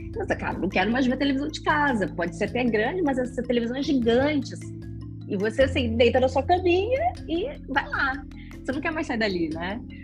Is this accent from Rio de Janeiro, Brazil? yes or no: yes; Rio de Janeiro, Brazil; moved away as an adult; now in São Paulo, Brazil; Eu sou carioca